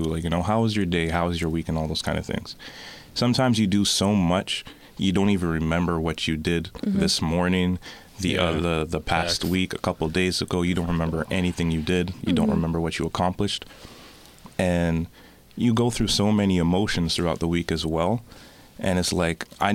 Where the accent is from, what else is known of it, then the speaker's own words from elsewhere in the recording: Toronto, Ontario, Canada; I am from Scarborough. I've been there all my life. I started off in Markham and Eglinton.